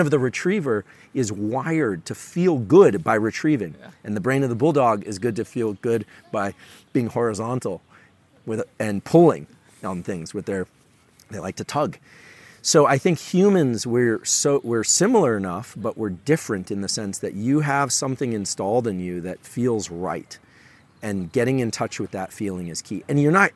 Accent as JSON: {"language": "English", "town": "Palo Alto", "region": "California", "country": "United States", "tie": "born or raised there", "said": "I'm from Silicon Valley, born and raised in Palo Alto"}